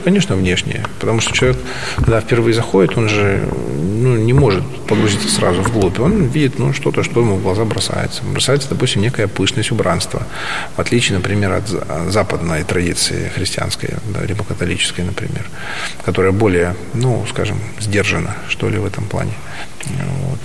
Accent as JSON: {"language": "Russian", "town": "Yakutsk", "region": "Sakha Republic", "country": "Russia", "tie": "born or raised there", "also_born_or_lived": "China", "moved": "as an adult", "said": "Сам я из Якутии. Я родился в городе Якутске. Республика Саха-Якутия. Вот. Я якут. И до 21-22 я жил, не выезжая практически за территорию России, Якутии"}